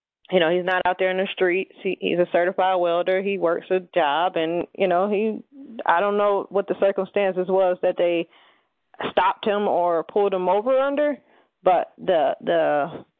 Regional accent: Cleveland, Ohio, United States; moved away; I'm no longer in Cleveland right now, but that's my hometown.

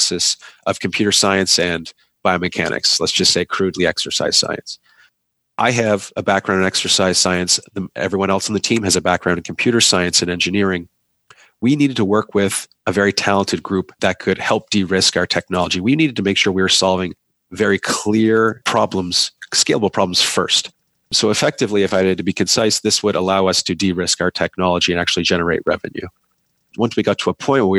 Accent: Canada; I'm a Canadian

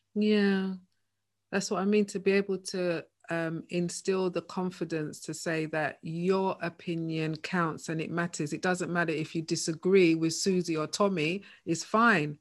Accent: London, United Kingdom; both of us, you know, born and bred in Hackney

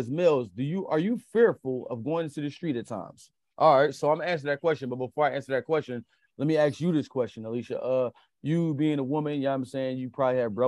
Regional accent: Philadelphia, Pennsylvania, United States; I'm born and raised in Philadelphia

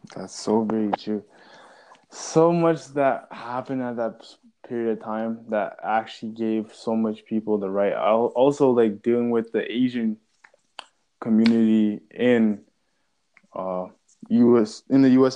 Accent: Canada; we are both Canadian.

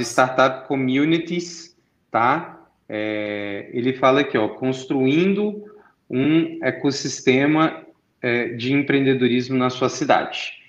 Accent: Brasília, Federal District, Brazil; eu sou de Brasília

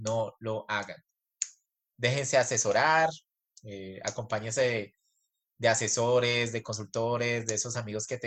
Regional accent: Colombia; tanto … como … somos colombianos y nos va bien en cualquier cultura que vayamos alrededor del mundo

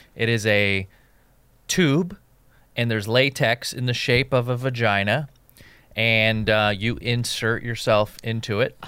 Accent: West Coast, United States; I grew up on the West Coast

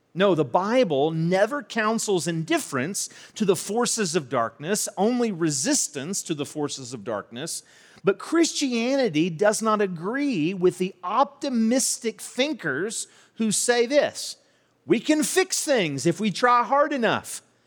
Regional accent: St. Albans, West Virginia, United States; also born or lived in Charleston, West Virginia; I grew up in Saint Albans, was born in Charleston, but grew up in Saint Albans

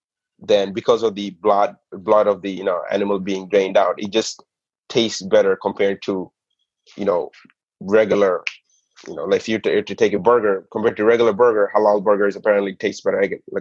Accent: New York City, New York, United States; The burgers that I was used to growing up in the Bronx is Kennedy Fried Chicken, right?

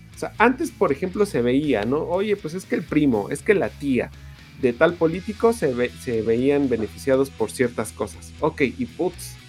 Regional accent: Mexico

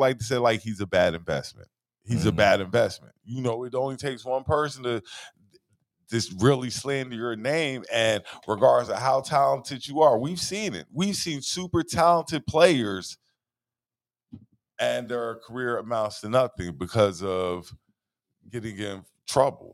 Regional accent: South Carolina, United States; I'm from South Carolina.

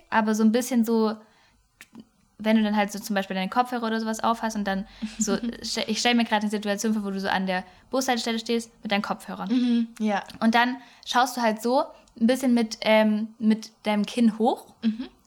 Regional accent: Swabia, Baden-Württemberg, Germany; accent: Swabian; an unserem Dialekt, den wir gerade so gut eingebaut haben, merkt man ja schon mal, dass wir ähm, aus dem Süden des Ländles kommen

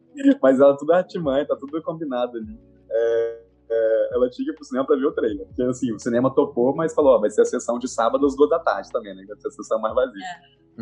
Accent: Brasília, Federal District, Brazil; also born or lived in São Paulo / Pará / Lima, Peru / Salvador; now in Rio de Janeiro, Brazil; Tenho 32 anos, nasci em Brasília

